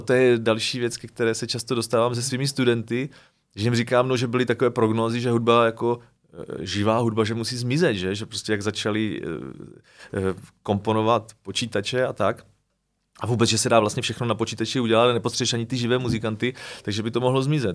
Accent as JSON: {"language": "Czech", "region": "Moravia", "country": "Czechia", "also_born_or_lived": "Prague", "moved": "as an adult", "said": "když jsem vlastně odcházel z Prahy sem na Moravu"}